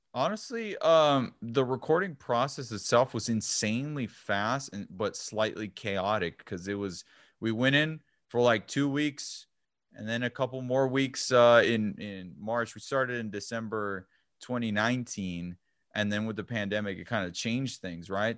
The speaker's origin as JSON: {"language": "English", "town": "El Paso", "region": "Texas", "country": "United States", "said": "I'm from El Paso"}